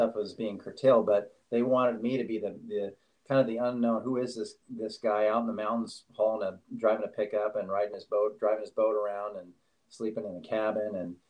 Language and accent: English; Staten Island, New York, United States; born there; I mean, I was born in Staten Island, but of course I don't know anything about it. So it reacquainted me with New York City, and it's a place I love and can continue to go back to always.